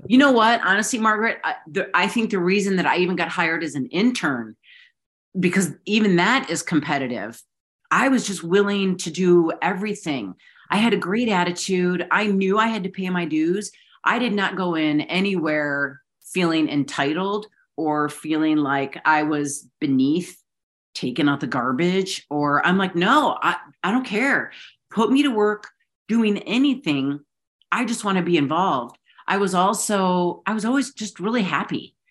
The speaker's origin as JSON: {"language": "English", "town": "Chicago", "region": "Illinois", "country": "United States", "tie": "born or raised there", "said": "growing up in Chicago"}